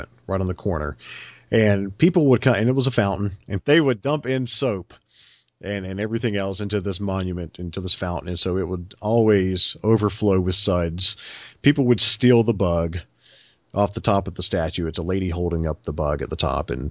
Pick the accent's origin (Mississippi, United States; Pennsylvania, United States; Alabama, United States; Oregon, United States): Alabama, United States; Enterprise; I was born in Enterprise